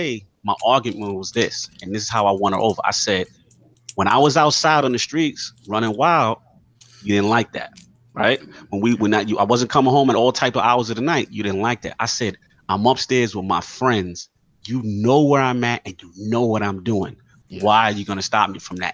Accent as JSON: {"language": "English", "town": "New York City", "region": "New York", "country": "United States", "tie": "born or raised there", "said": "we grew up in the South Bronx"}